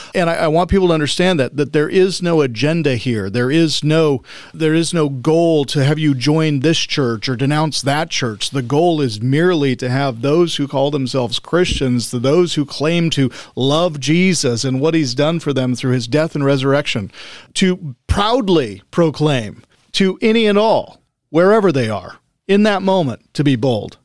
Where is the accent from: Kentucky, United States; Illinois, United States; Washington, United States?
Washington, United States; Spokane; moved away as an adult; also born or lived in Salt Lake City, Utah; I grew up in the Spokane, Coeur d'Alene area.